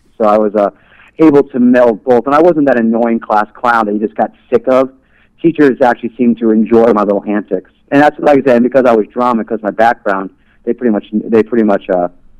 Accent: New York City, New York, United States; now in Las Vegas, United States; Originally from Queens, New York.

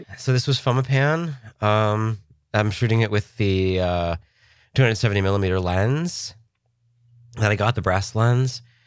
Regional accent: Pennsylvania, United States; moved away; I was from Pennsylvania

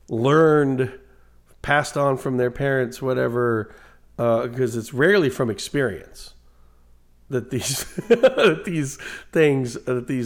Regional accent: Guatemala; that Mexican over there. Uh, I'm from Guatemala uh, you, you know

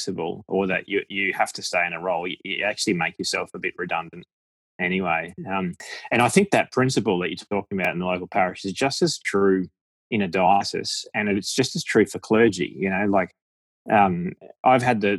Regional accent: Australia; accent: Aussie; my Aussie accent

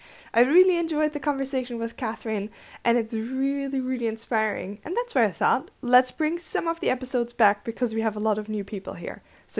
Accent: Germany; everybody knows that I grew up in Germany

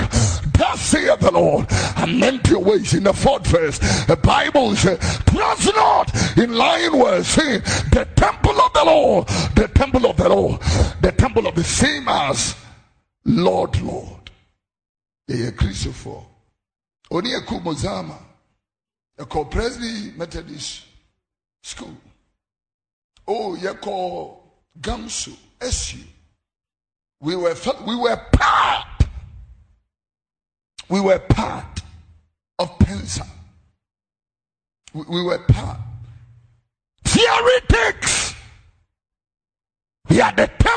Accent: Accra, Greater Accra, Ghana; also born or lived in Abeka, Accra; I am a Zongo boy, don't forget that. I was born in Abeka. I grew up in Fadama

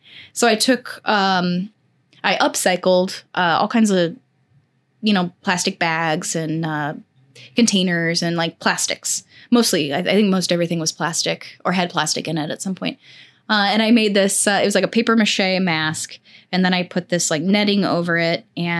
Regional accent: Missouri, United States; I grew up not in St. Louis City, but like outside, like maybe an hour outside of St. Louis.

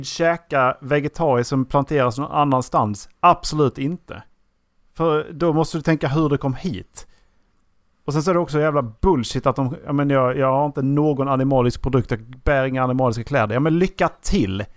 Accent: Sweden; Vi har haft och, turen att bli födda i Sverige

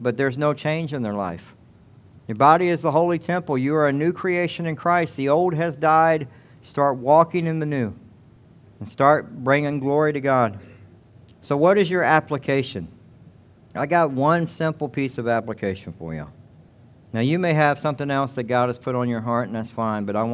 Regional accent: Atlanta, Georgia, United States; now in Devine, United States; I'm from Atlanta

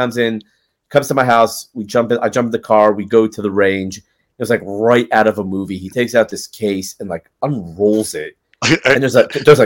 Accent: Los Angeles, California, United States; I grew up in Los Angeles. I was a little, you know, spoiled LA boy

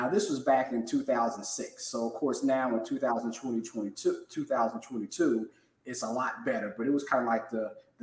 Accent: Cincinnati, Ohio, United States; moved away as an adult; also born or lived in Nashville, Tennessee / Jacksonville, Florida; I'm a certified financial planner, born and raised in Cincinnati.

